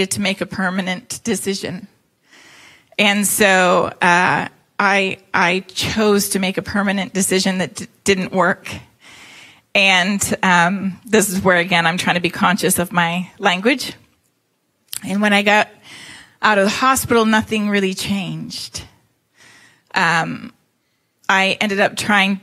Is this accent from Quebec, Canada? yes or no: no; Toronto, Ontario, Canada; moved away; I was born in Toronto, Canada. And so I'm not from here. That's why I don't have your dulcet five. The Southern Five.